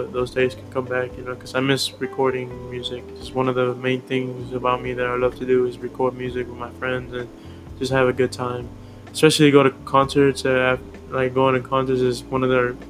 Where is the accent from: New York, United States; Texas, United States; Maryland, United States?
Texas, United States; Houston; also born or lived in Santa Ana, California; I was born in California, Santa Ana. I was born in 2001, October 9. And I think when I was like about 5, I came back here. I came down to Houston, well, to the, I don't know, south, I guess, or I don't know how to explain. Well, I came down to Houston, Texas, and that's where I'm at now